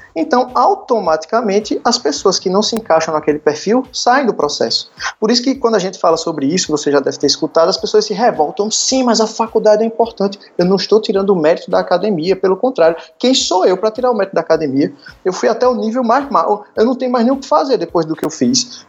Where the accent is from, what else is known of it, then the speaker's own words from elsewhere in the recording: Arcoverde, Pernambuco, Brazil; moved away as an adult; now in Recife, Brazil; eu sou de Arco Verde, sou do interior de Pernambuco